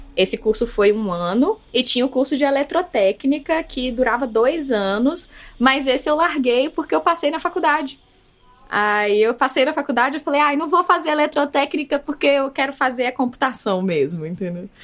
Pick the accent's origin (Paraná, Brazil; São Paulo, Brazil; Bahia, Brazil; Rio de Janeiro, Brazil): Bahia, Brazil; Salvador; moved away as an adult; now in Belo Horizonte, Brazil; Mas eu sou da Bahia, de Salvador. Na verdade, a minha família é da ilha de Taparica, é originalmente, mas eu já nasci em Salvador